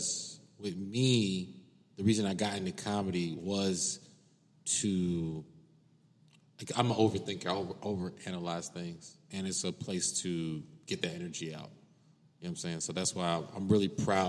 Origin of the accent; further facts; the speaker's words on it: Cincinnati, Ohio, United States; moved away as an adult; now in Los Angeles, United States; I'm from Cincinnati, Ohio.